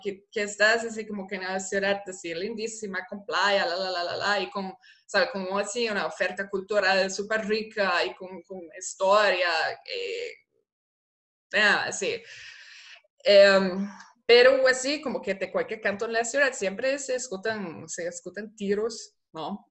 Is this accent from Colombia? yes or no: no; Germany; Spanish is a second language; moved away as an adult; also born or lived in Costa Rica; now in Rio de Janeiro, Brazil; Yo soy alemana